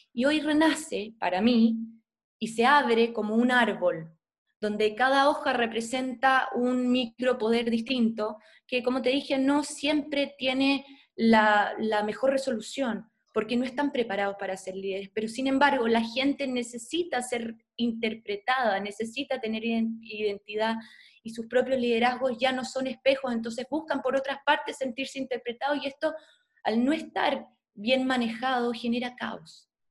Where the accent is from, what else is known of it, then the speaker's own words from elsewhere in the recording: Chile; soy chilena, soy periodista